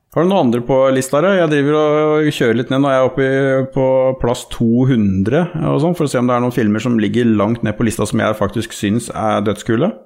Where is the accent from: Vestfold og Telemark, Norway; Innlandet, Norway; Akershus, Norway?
Vestfold og Telemark, Norway; Notodden; er jo fra Notodden, uh, Norges rånehovedstad